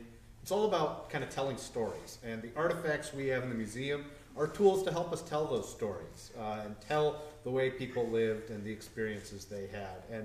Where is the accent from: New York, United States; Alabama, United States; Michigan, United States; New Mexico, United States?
Michigan, United States; Port Huron; come back to my hometown and work the museum here and get to tell all about Port Huron stories